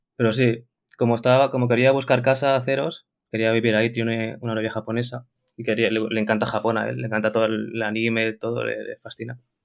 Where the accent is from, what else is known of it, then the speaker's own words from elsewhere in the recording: Barcelona, Catalonia, Spain; soy de Barcelona